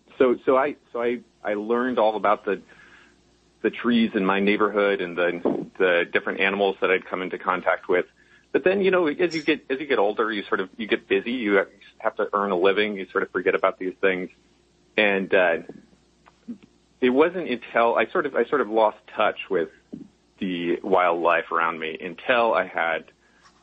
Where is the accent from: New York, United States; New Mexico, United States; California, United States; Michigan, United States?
California, United States; Nevada City; also born or lived in Berkeley, California; we moved up to Nevada City, up about halfway between Sacramento and Tahoe in the California foothills. And that was a lovely place to grow up